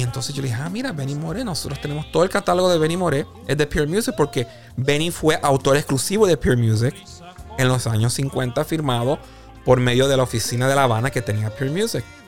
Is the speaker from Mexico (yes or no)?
no; Puerto Rico; now in United States; yo soy puertorriqueño, ¿verdad? Y este obviamente nací en Puerto Rico y este viví gran parte también de mi vida acá en Estados Unidos